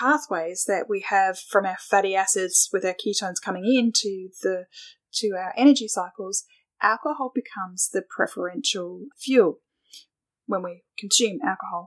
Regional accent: Australia; being Australian

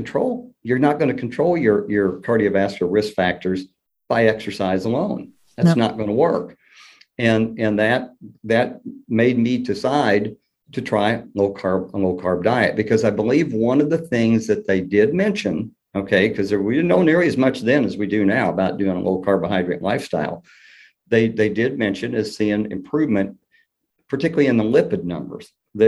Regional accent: Kentucky, United States; accent: Southern; And thus my Southern accent, that and the fact that my mother was from Tennessee and my father was from Kentucky.

